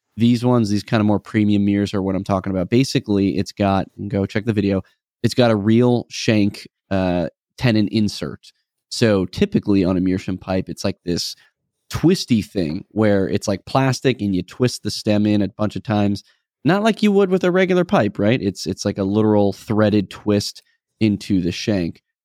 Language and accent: English; New England, United States; moved away; us growing up in New Englandish area